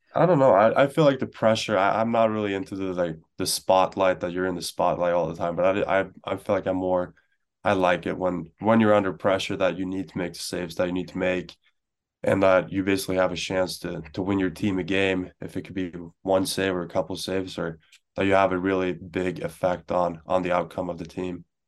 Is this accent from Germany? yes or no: no; Stockholm, Stockholm County, Sweden; moved away; I grew up in Stockholm